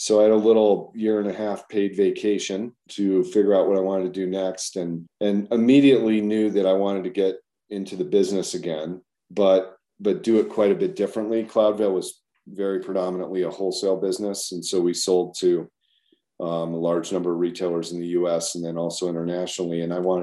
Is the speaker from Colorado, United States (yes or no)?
yes; Colorado, United States; moved away as an adult; also born or lived in Midwest / Durango, Colorado / Boulder, Colorado; now in Jackson, United States; my mom got a job as a college professor down in Colorado. So I grew up kind of my formative years in Colorado